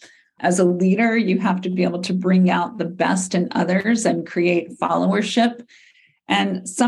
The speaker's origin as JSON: {"language": "English", "region": "the South", "country": "United States", "tie": "born or raised there", "said": "Growing up in the South as a Southern woman"}